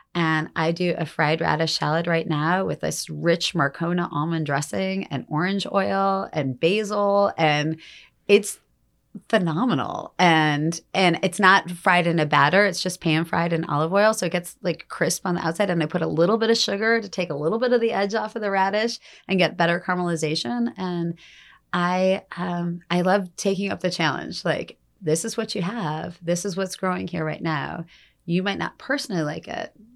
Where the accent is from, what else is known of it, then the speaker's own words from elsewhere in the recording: Detroit, Michigan, United States; moved away; also born or lived in Denali, Alaska; I grew up in Detroit